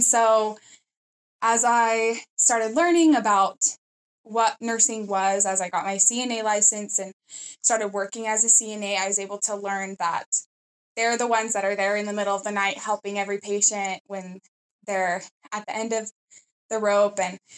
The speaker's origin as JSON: {"language": "English", "country": "Chile", "second_language": "English", "lives_now": "United States", "said": "I come from Chile, and I recently got accepted into the nursing program."}